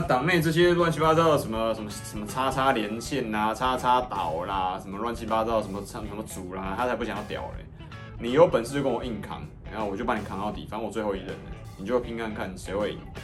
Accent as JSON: {"language": "Chinese", "country": "Taiwan", "said": "身为台湾人"}